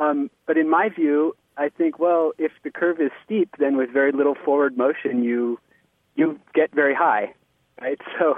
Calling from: Somerville, Massachusetts, United States; I'm calling from Somerville, Massachusetts.

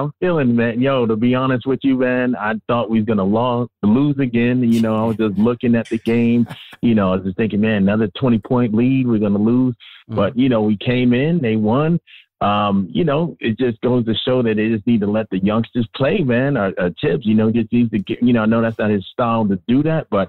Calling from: Austin, Texas, United States; I'm calling from Austin, Texas, man.

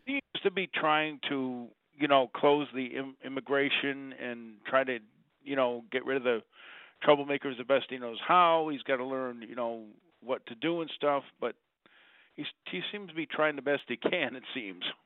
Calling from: Utica, New York, United States; I'm calling from Utica

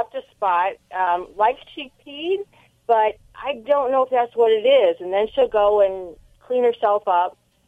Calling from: Mount Carroll, Illinois, United States; I am calling from Mount Carroll, Illinois.

